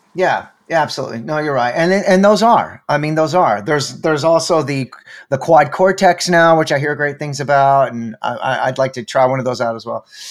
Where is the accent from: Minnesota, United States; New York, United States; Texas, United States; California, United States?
Texas, United States; being from Texas